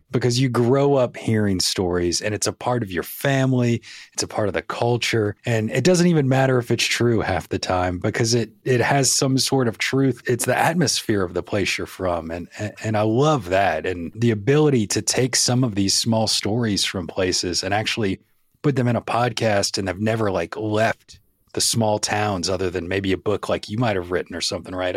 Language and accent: English; New Orleans, Louisiana, United States; moved away as an adult; now in Tennessee, United States; I was born and raised in New Orleans